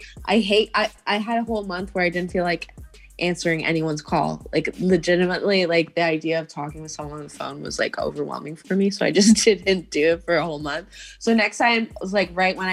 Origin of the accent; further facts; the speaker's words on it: Canada; we're Canadian.